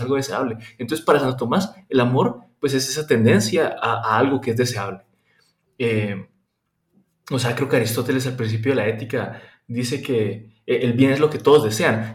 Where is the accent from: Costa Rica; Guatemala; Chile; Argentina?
Guatemala; moved away as an adult; now in Germany; yo soy de Guatemala, estudio en Alemania en este momento